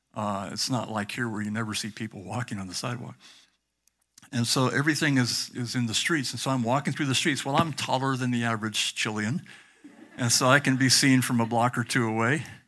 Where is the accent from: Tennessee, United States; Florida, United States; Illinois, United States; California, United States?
California, United States; Southern; I grew up in Southern California in the sixties